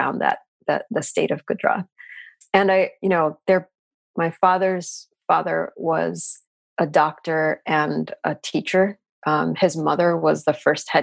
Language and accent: English; New York City, New York, United States; So I grew up in New York City. I am a native New Yorker. I grew up in Queens